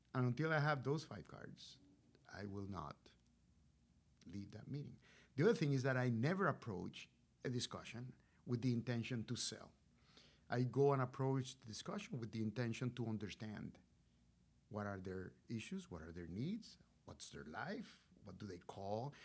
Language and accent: English; Puerto Rico; moved away as an adult; also born or lived in Rochester, New York; I was, uh, born and raised in Puerto Rico, so I'm a Boricua